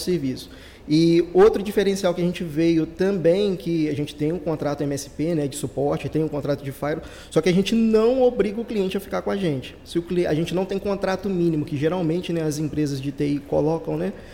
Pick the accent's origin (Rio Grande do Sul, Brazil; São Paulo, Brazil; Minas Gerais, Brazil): Minas Gerais, Brazil; Ubá; a gente é de Minas, né, de Ubá, interior de Minas